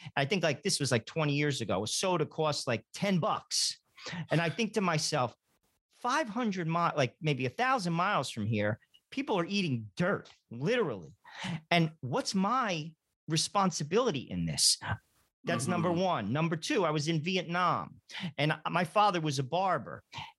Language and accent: English; United States; I lived in a house. I was born in America.